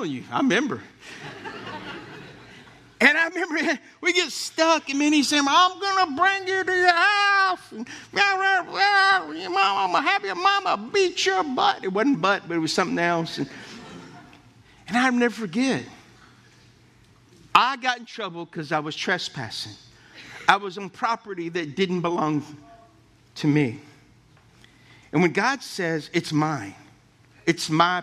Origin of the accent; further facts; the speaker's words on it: Lafayette, Louisiana, United States; I grew up in Oakbourne Estates in Lafayette